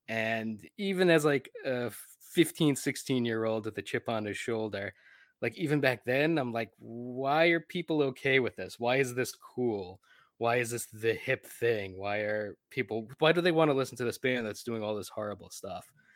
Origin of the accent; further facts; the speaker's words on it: New Jersey, United States; I grew up in New Jersey